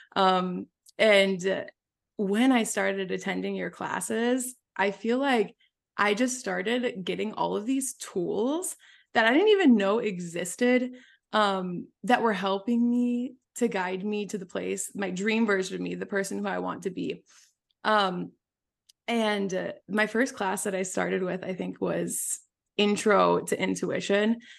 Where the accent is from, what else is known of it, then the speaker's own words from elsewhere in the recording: Wisconsin, United States; moved away as an adult; also born or lived in San Francisco; I was raised in Wisconsin, in a small town of, like, five thousand people.